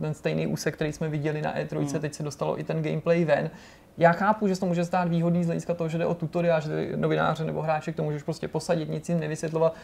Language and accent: Czech; Czechia; my sami, jako Češi